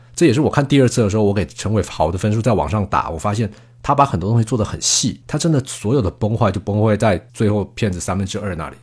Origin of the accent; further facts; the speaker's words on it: Taiwan; moved away as an adult; also born or lived in Mainland China; now in China; 我身为台湾人，我在台湾看这边，而且我在大陆，大陆工作这么多年